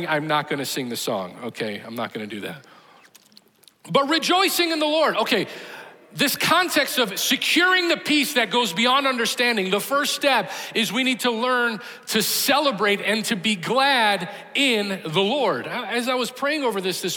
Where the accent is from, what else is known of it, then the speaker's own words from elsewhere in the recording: Chicago, Illinois, United States; moved away; I grew up in Chicago